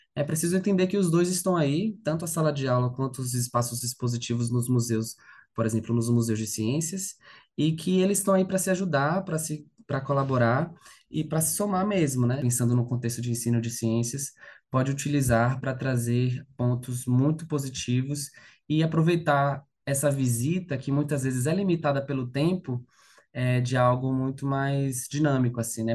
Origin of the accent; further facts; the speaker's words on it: Salvador, Bahia, Brazil; moved away as an adult; now in São Paulo, Brazil; eu sou de Salvador, né, natural de Salvador